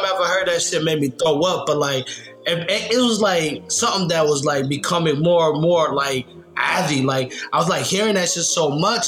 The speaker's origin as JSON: {"language": "English", "town": "Nashville", "region": "Tennessee", "country": "United States", "tie": "born or raised there", "said": "I grew up in Nashville, Tennessee"}